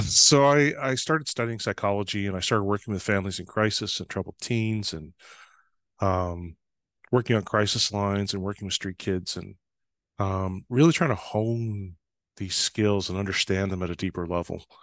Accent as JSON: {"language": "English", "town": "Fort St. John", "region": "British Columbia", "country": "Canada", "tie": "born or raised there", "moved": "yes", "said": "I was actually home one summer in July when it snowed"}